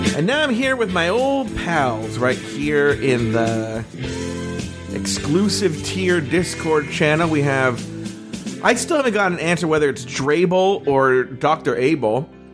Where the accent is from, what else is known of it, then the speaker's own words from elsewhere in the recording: Orange County, California, United States; born and raised in Orange County, just as we were